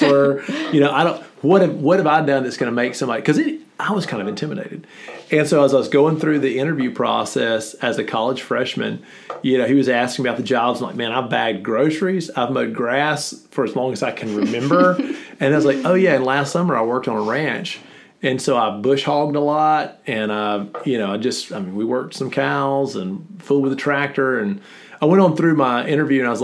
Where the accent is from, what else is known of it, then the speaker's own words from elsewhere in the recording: Sugarloaf, Mississippi, United States; I grew up in Sugarloaf